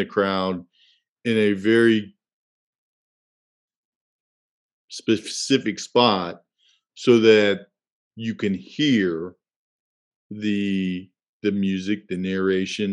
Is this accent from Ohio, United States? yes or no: yes; Cincinnati, Ohio, United States; my hometown of Cincinnati